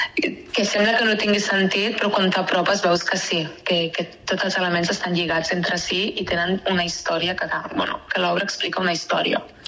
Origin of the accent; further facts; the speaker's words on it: Castellar del Vallès, Catalonia, Spain; soc de castellà